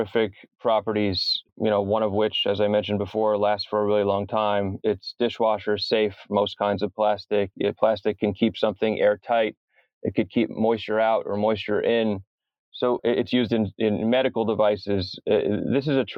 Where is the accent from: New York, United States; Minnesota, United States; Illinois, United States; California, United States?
New York, United States; New York City; things that I would see in the East River in Manhattan, being a New Yorker